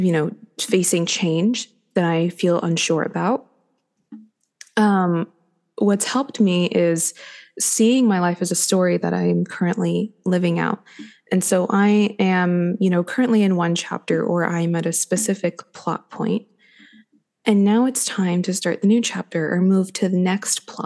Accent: Los Angeles, California, United States; moved away as an adult; also born or lived in New York; Up to that point, I had never lived anywhere but Los Angeles.

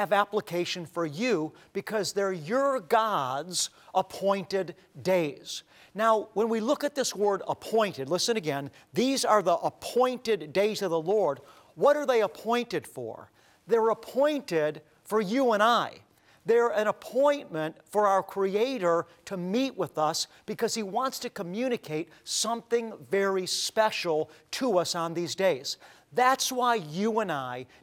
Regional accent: Cleveland, Ohio, United States; as a young boy growing up in Cleveland, Ohio, how we went to synagogue.

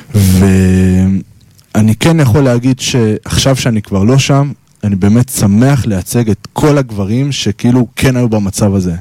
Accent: Holon, Tel Aviv District, Israel; ואני מחולון

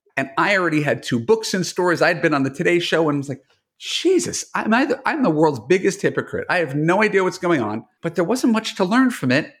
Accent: New York, United States; now in Los Angeles, United States; a New Yorker who moved to L

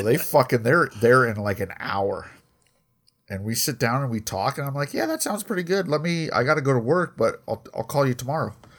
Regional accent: Colorado, United States; I grew up in Colorado

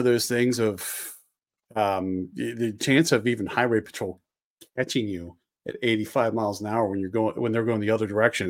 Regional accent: just outside of Philadelphia, Pennsylvania, United States; moved away; I grew up just outside of Philly.

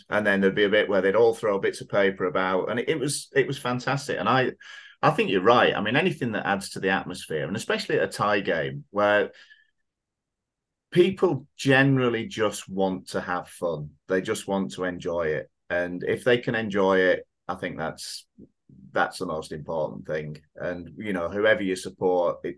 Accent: Oldham, North West England, United Kingdom; moved away; also born or lived in Thailand; I've been going to Oldham, which is my hometown club

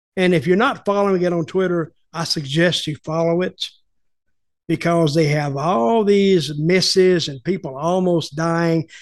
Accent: the Carolinas, United States; I grew up in the Carolinas

